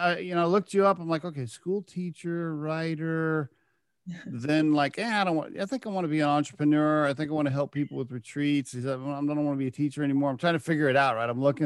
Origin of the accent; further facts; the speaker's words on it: Oklahoma, United States; moved away; also born or lived in Connecticut; I grew up in Oklahoma. And we were living in Connecticut for a job for a while